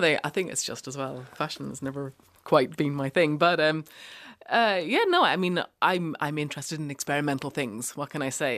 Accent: Ireland; moved away as an adult; also born or lived in Cork / Norwich; now in London, United Kingdom; as an Irish person

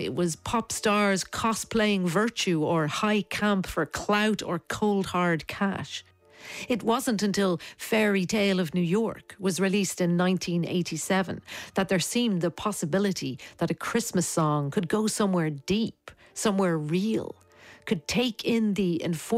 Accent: Dublin, Leinster, Ireland; Growing up in Dublin in the 1980s, you had your carols which you sang at school

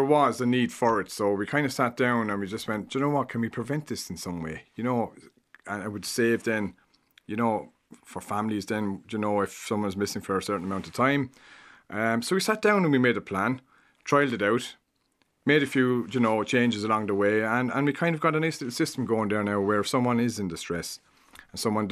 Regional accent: New Ross, County Wexford, Ireland; moved away as an adult; now in Kilmacow, Ireland; So I'm originally from New Ross in County Wexford.

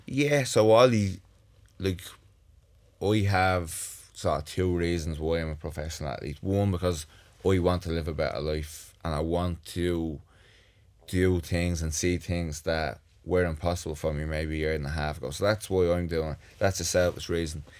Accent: Dublin, Leinster, Ireland; I grew up in the North Strand, had a great childhood.

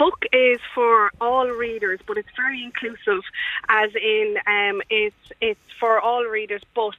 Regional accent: Naas, County Kildare, Ireland; I'm from Naas, County Kildare

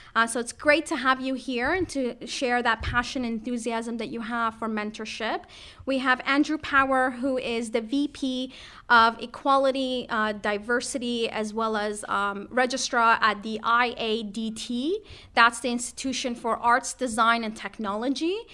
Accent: Toronto, Ontario, Canada; now in Ireland; I'm from Canada, I'm from Toronto

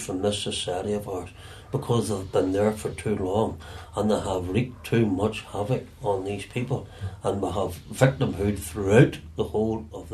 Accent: Irish / British, Northern Ireland, United Kingdom; I'm British as well as being Irish

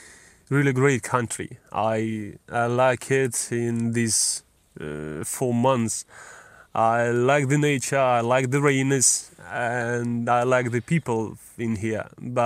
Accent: Ukraine; English is a second language; moved away as an adult; now in Ireland; they knew that I'm from Ukraine.

